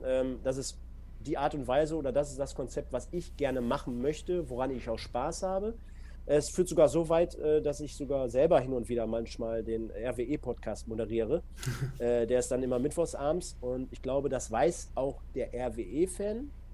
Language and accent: German; Duisburg, North Rhine-Westphalia, Germany; bei mir halt gebürtige Duisburger